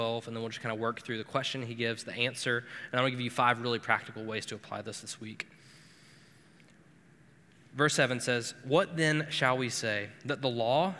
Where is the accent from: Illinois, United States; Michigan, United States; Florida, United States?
Florida, United States; now in Cincinnati, United States; I'm from Florida.